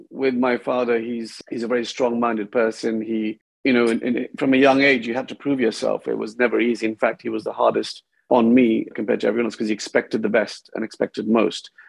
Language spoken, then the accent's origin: English; India; also born or lived in United Kingdom; Well, I grew up between um, India and UK. By the time I was 16, I went to about 10 different schools. So it was a little bit unsettling, different types of cultures.